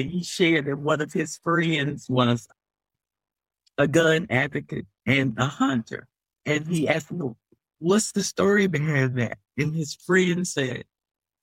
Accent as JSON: {"language": "English", "region": "the South", "country": "United States", "said": "I'm from the South"}